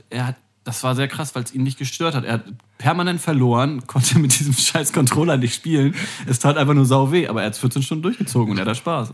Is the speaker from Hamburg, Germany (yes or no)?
yes; eastern Hamburg, Germany; aus meinem Heimatort ganz im Osten Hamburg